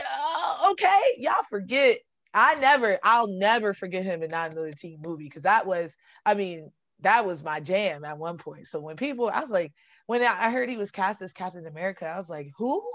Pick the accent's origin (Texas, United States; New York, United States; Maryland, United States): New York, United States; I'm from New York, and I grew up in one of those